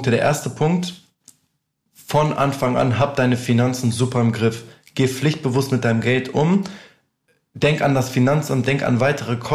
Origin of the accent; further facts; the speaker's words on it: Albania; Achso, ich komme aus Albanien.